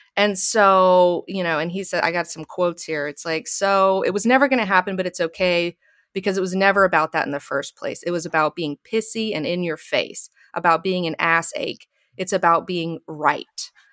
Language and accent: English; Alabama, United States; now in Los Angeles, United States; I grew up in Alabama.